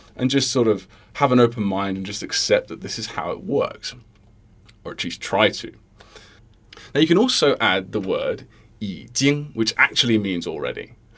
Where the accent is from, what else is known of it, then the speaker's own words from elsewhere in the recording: Sydney, New South Wales, Australia; I'm from Sydney, Australia, and I started learning Mandarin by osmosis about 4 years ago when I started dating my to-become-in-the-future wife.